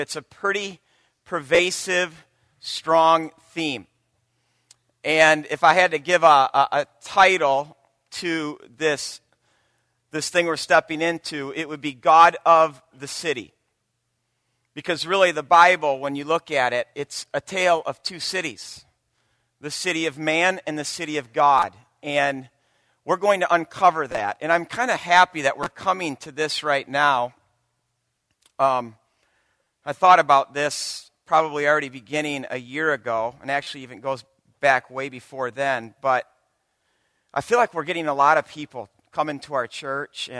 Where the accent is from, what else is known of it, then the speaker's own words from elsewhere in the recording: Byron Center, Michigan, United States; moved away as an adult; also born or lived in Chicago; now in Grand Rapids, United States; I was born and raised in Byron Center, a small town south of Grand Rapids